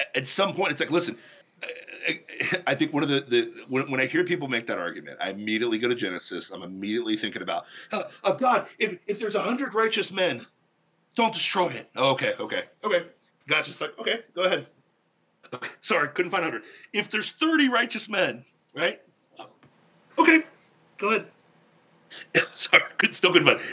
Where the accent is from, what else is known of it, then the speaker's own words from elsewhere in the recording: Ohio, United States; now in Florida, United States; I grew up in Ohio